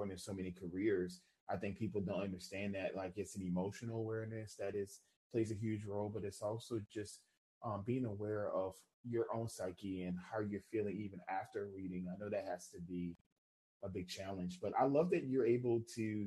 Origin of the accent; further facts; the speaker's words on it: New Orleans, Louisiana, United States; growing up in New Orleans